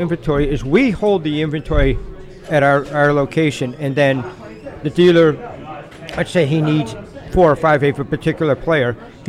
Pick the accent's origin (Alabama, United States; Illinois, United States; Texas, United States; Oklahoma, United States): Illinois, United States; Chicago; because I'm from Chicago